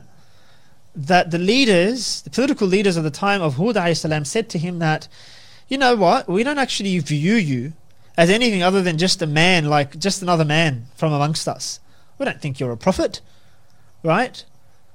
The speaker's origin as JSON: {"language": "English", "country": "Pakistan", "moved": "yes", "said": "I'm from Pakistan, and I sit down with my loved ones, you know, every year or every second year when I go back to visit my in-laws or my family"}